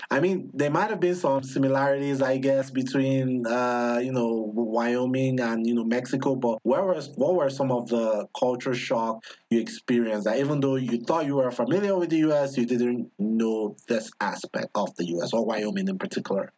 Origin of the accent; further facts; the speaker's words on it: Nigeria; moved away; back home in Nigeria growing up